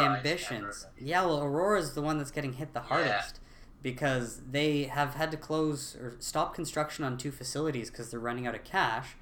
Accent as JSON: {"language": "English", "town": "Ottawa", "region": "Ontario", "country": "Canada", "said": "I'm from Ottawa"}